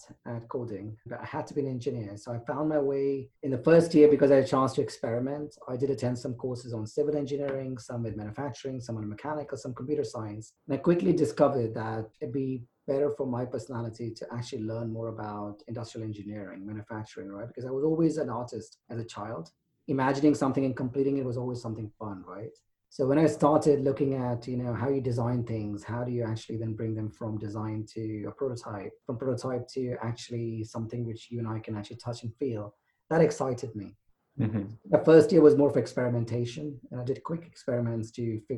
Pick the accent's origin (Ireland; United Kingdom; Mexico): United Kingdom; England; also born or lived in India / Silicon Valley / Texas; now in Houston, United States; I was actually born in India, and I grew up in England, and then moved here